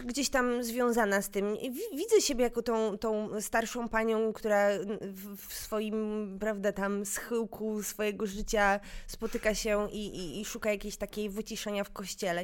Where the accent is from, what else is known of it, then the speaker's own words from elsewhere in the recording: Kraków, Lesser Poland, Poland; ja się wychowywałam na Wydziale Fizyki e, na UJ